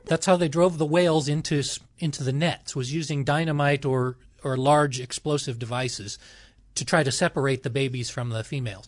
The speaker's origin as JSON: {"language": "English", "town": "Los Angeles", "region": "California", "country": "United States", "tie": "born or raised there", "said": "I grew up in Los Angeles."}